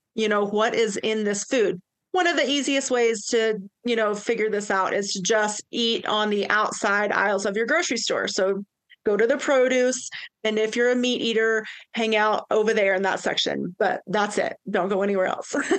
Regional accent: East Tennessee, United States; now in Tahoe, United States; I'm originally from East Tennessee.

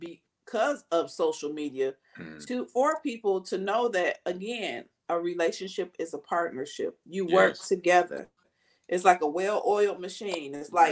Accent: Detroit, Michigan, United States; I came from Fullerton and Livernois.

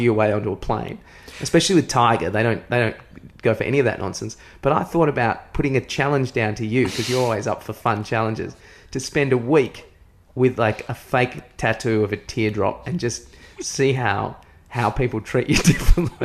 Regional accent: Williamstown, Victoria, Australia; I came from Williamstown

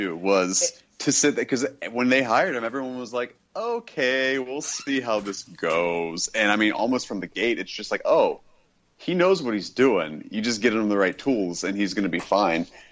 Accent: Kentucky, United States; I'm from Kentucky

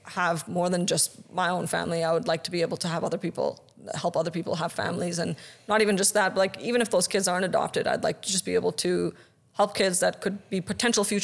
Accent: Pakistan; I have been through so much physical and even like sexual violence growing up in Pakistan

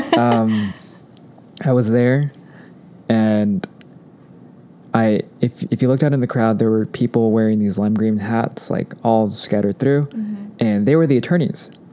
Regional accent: Anaheim, California, United States; also born or lived in Fullerton, California; growing up in Orange County

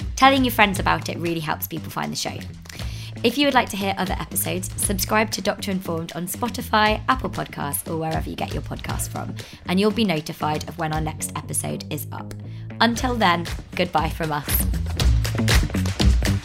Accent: United Kingdom; as British people

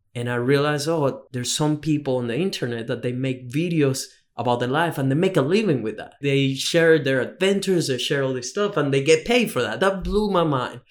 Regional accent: Venezuela; moved away as an adult; also born or lived in Australia; now in Gold Coast, Australia; I come from Venezuela, so I'm very far from home. I've been in Australia for almost six years now

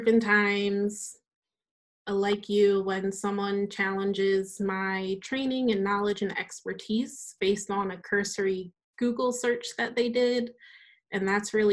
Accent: Delaware, United States; I grew up in Delaware. I grew up on a farm

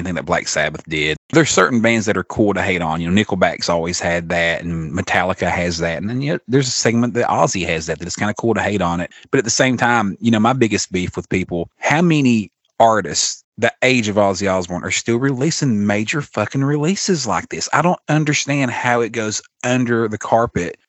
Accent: Pikeville, Kentucky, United States; my hometown, Pikeville, Kentucky. We have an arena here that holds about 8,000.

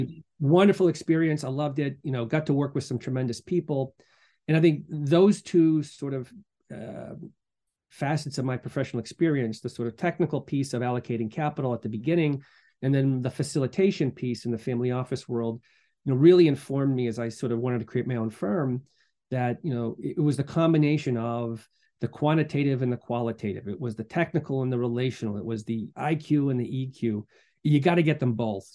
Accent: Medfield, Massachusetts, United States; moved away as an adult; also born or lived in Boston / Durham, North Carolina / Latvia; I'm from Boston originally, born, raised in Medfield

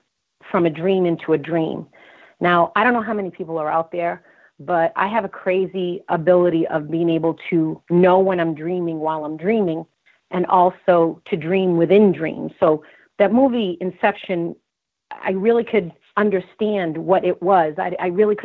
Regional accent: Boston, Massachusetts, United States; I was born in Boston

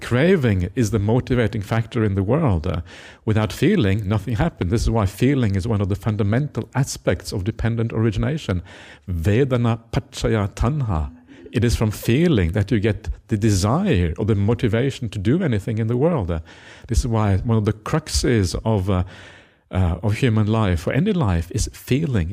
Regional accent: Norway; now in Australia; I come from Norwegian culture. In Norway, everyone has an opinion.

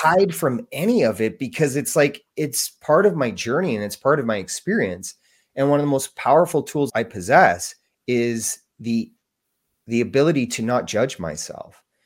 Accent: Canada; I'm from Canada

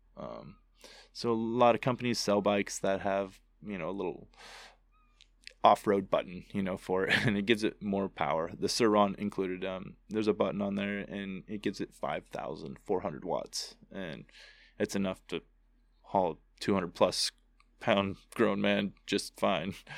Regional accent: United States; I was born in Tahoe

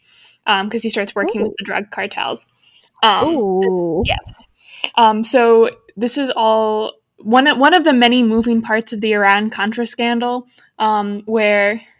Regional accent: Canada; as a Canadian

